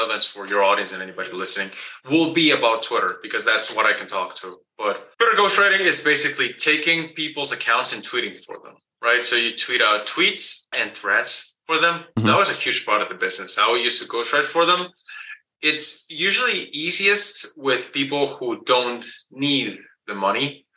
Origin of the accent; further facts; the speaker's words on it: Guatemala; English is a second language; I was born and raised in Guatemala. That's below Mexico. So English is my second language